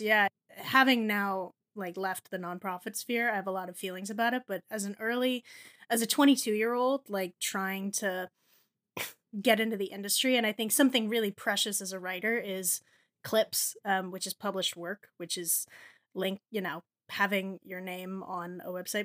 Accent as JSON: {"language": "English", "region": "New Jersey", "country": "United States", "tie": "born or raised there", "said": "I grew up in New Jersey"}